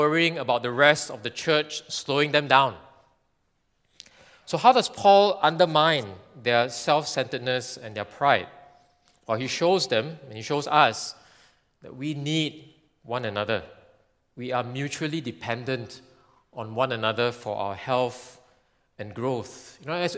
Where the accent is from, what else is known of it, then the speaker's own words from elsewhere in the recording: Singapore; being Singaporean